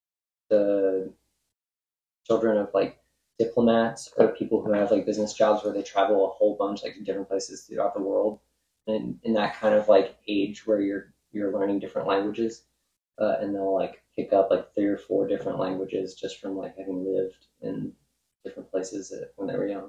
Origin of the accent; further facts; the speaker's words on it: Tennessee, United States; I was born in Tennessee and have spent a significant portion of my life here.